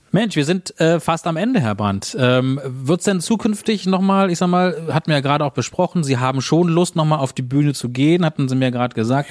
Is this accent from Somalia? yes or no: no; Berlin, Germany; als Berliner